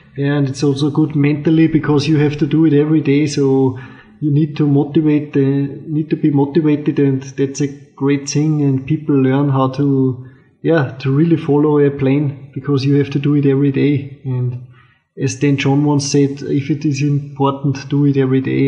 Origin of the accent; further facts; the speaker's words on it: Austria; I'm from Austria